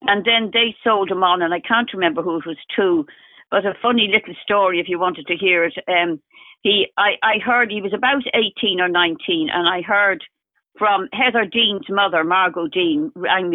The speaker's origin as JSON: {"language": "English", "country": "Ireland", "said": "I am Irish."}